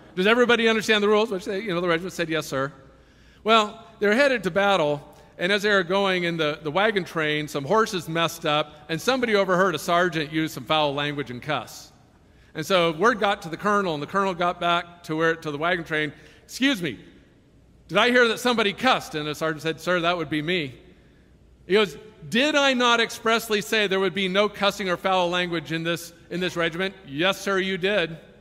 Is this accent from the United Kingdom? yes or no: no; Silicon Valley, California, United States; I was raised in Silicon Valley